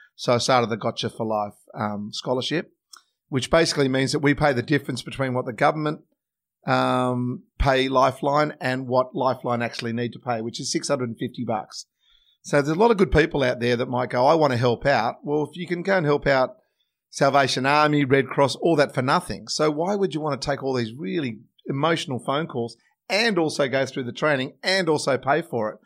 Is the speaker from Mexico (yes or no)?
no; Sydney, New South Wales, Australia; born and bred in Sydney